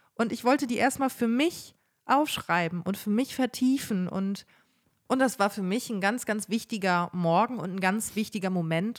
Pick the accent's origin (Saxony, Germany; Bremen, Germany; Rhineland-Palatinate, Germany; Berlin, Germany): Bremen, Germany; moved away as an adult; also born or lived in Münster; now in Cologne, Germany; wir waren in Bremen, in meiner Heimatstadt